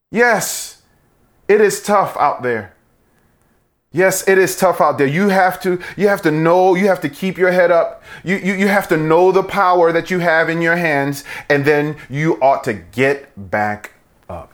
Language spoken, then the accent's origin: English; New York, United States; when I was a kid, you know, growing up in New York